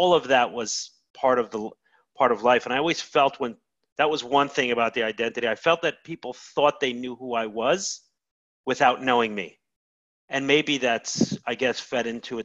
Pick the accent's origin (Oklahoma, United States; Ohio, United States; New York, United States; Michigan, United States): New York, United States; New York City; I grew up in Brooklyn. I grew up in Crown Heights, an extremely Hasidic environment